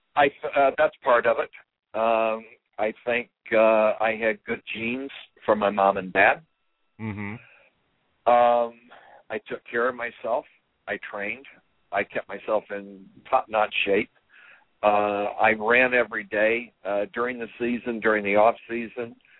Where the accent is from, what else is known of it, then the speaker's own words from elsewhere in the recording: Terre Haute, Indiana, United States; growing up in Terre Haute, Indiana